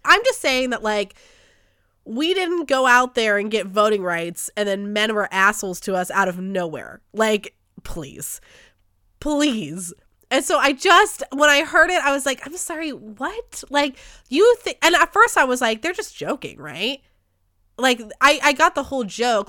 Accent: United States; As an American society

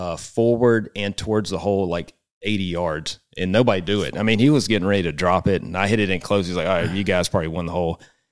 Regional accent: Mississippi, United States; Because I grew up obviously in Mississippi and SEC country, but I knew about Coach Huggins.

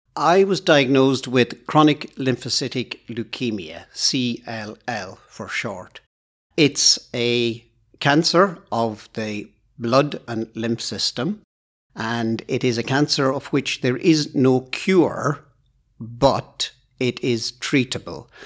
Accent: Ireland; moved away as an adult; now in Aboyne, United Kingdom; probably noticed from my accent that I'm not Scottish. I was born in Ireland, but I've lived in Aboyne for over thirty years

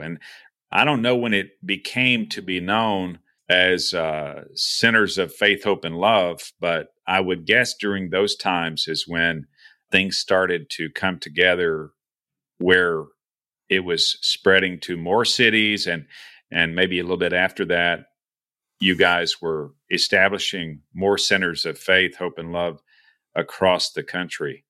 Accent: Texas, United States; moved away as an adult; I'm from, I was, you know, born and raised in Texas

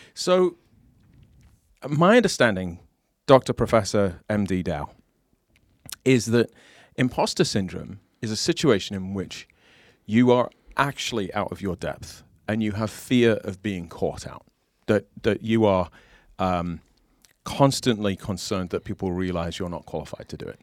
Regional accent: United Kingdom; now in United States; as a British person in America

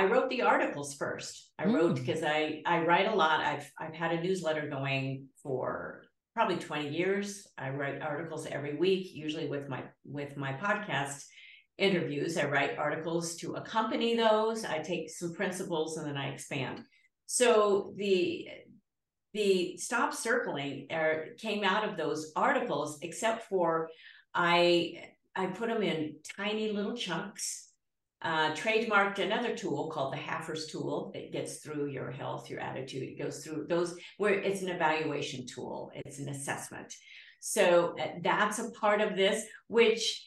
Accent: Georgia, United States; I was born in Georgia

